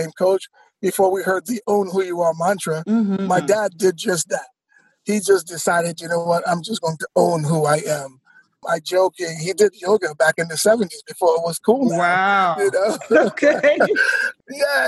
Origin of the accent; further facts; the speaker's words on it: New York City, New York, United States; also born or lived in Florida / North Carolina; now in Oregon, United States; I was born in New York City, grew up in Queens